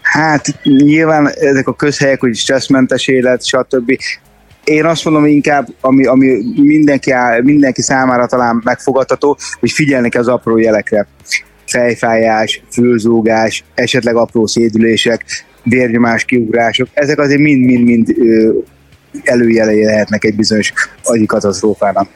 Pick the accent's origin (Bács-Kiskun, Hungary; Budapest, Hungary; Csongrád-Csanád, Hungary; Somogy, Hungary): Csongrád-Csanád, Hungary; Szeged; ugye mi szegediek vagyunk